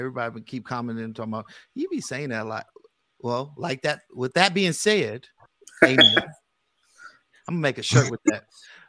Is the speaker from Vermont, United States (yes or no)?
no; Richmond, California, United States; I'm from the Bay Area, California. Oh, Richmond.